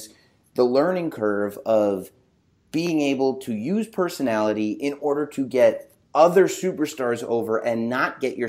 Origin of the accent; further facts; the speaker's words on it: England, United Kingdom; So I grew up in England for kind of the formative.